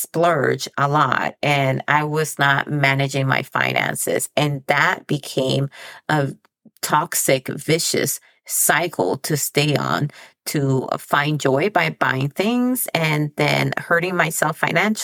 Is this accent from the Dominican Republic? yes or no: yes; Dominican Republic; also born or lived in El Paso; now in United States; I come from the Dominican Republic. So I was born there and then I immigrated to the United States.